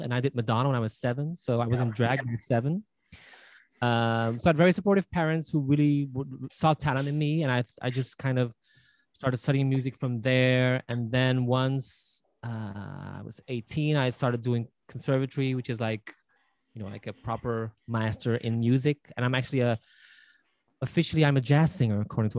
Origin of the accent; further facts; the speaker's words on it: Belgium; I was born and raised in Belgium, obviously, and I was brought up in a quite remote little village, not so far from Brussels